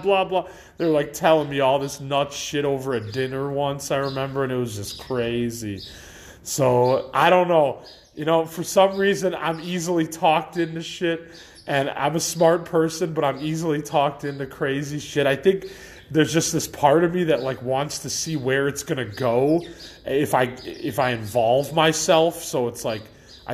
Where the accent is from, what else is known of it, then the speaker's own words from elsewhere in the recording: Elmhurst, Illinois, United States; I'm a guy from Elmhurst